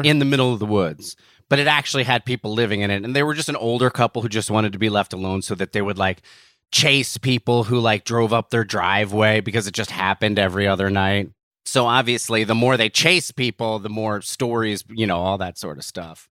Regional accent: New Jersey, United States; where I grew up in New Jersey

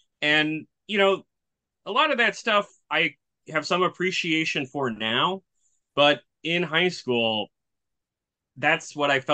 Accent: Milwaukee, Wisconsin, United States; So I'm from Milwaukee, Wisconsin, lived here my whole life.

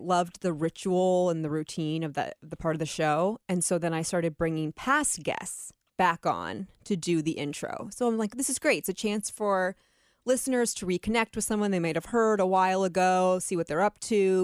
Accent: Atlantic City, New Jersey, United States; I was born in Atlantic City

